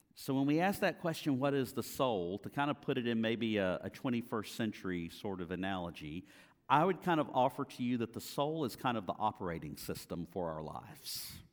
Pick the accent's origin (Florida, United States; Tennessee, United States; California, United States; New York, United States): Florida, United States; Apopka; also born or lived in Jacksonville area; now in Jacksonville, United States; grew up in Apopka, graduated from Apopka High School